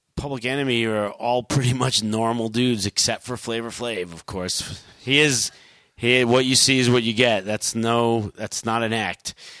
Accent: New York, United States; growing up in New York

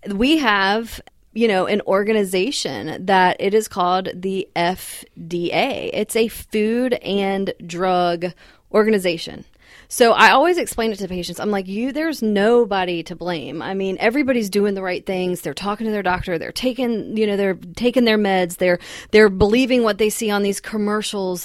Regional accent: the South, United States; also born or lived in Massachusetts; I'd always grown up in the South

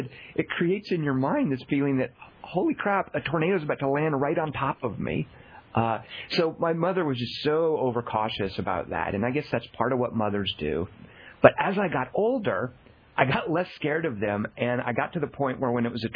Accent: Arkansas, United States; I grew up in Arkansas

